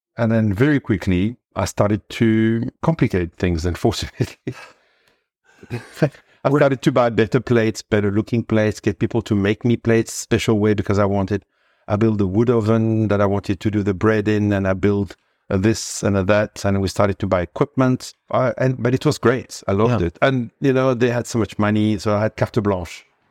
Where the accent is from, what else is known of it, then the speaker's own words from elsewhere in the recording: Cannes, Provence-Alpes-Côte d'Azur, France; moved away as an adult; now in Noordhoek, South Africa; I was born in Cannes, in the hmm. south of France, uh, in a typical Provençal family.